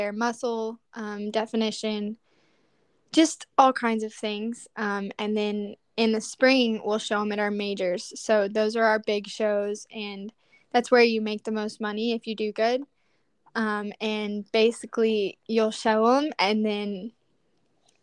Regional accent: Lubbock, Texas, United States; I am born and raised in Lubbock, Texas

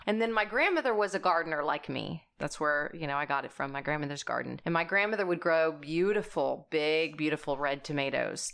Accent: South Texas, United States; I am from South Texas

